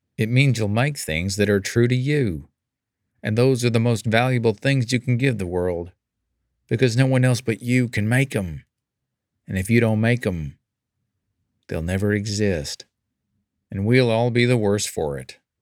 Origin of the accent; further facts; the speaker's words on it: California, United States; as a Californian